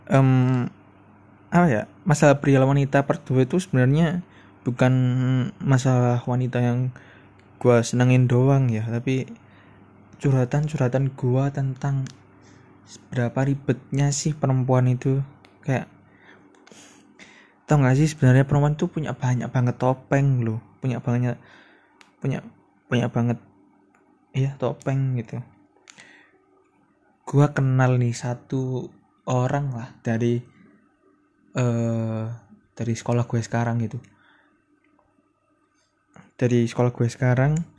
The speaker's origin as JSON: {"language": "Indonesian", "town": "Surabaya", "region": "East Java", "country": "Indonesia", "said": "gue tuh sebenarnya orang ya anak-anak Surabaya gitu makanya sorry kalau ada bahasa-bahasa sedikit anak ke Surabayaan"}